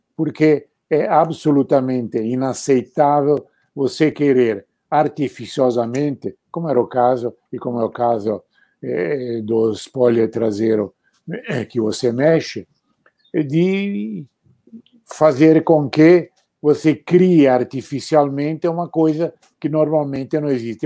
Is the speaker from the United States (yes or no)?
no; Arezzo, Tuscany, Italy; moved away; eu estava na minha cidade natal, em Arezzo